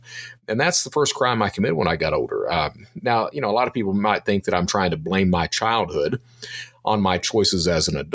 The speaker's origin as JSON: {"language": "English", "region": "Eastern Kentucky", "country": "United States", "said": "I'm from Eastern Kentucky."}